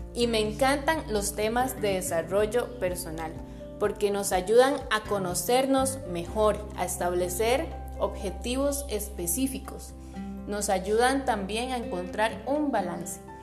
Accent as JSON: {"language": "Spanish", "country": "Costa Rica", "said": "soy costarricense"}